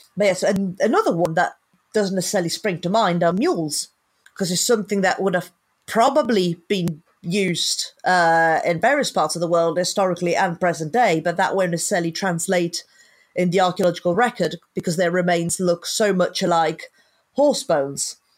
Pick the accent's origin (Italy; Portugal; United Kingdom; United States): Italy; Sicily; I'm originally from Sicily